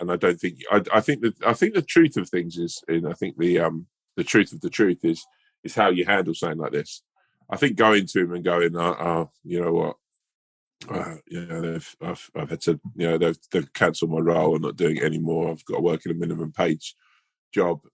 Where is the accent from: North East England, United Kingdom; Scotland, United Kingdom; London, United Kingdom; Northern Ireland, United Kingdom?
London, United Kingdom; I'm a Londoner